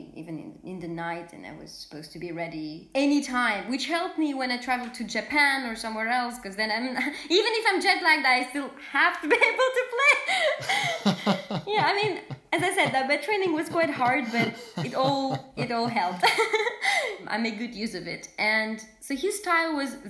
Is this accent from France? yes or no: yes; south of France, France; also born or lived in Moscow, Russia; I was born in Moscow in a family of musicians. My mom is a pianist and my father is a violinist, and he was my first teacher. And so then we moved to France, to the south of France